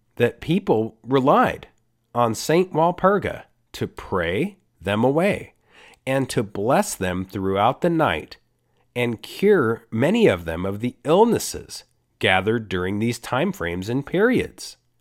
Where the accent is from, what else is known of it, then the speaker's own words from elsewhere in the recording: Costa Rica; I'm from Costa Rica.